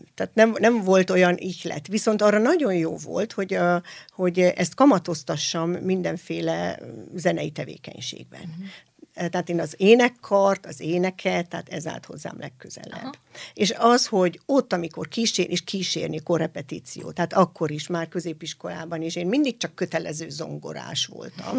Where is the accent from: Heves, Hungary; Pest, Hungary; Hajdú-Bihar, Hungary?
Hajdú-Bihar, Hungary; Hajdúböszörmény; ez a hajdúböszörményi mhm. gyülekezetben uh-huh. volt, tehát én ott születtem